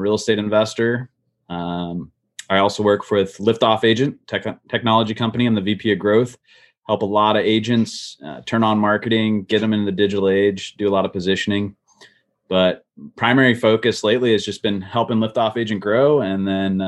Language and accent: English; Canton, Ohio, United States; moved away as an adult; also born or lived in West Coast; I grew up in the Midwest in Canton, Ohio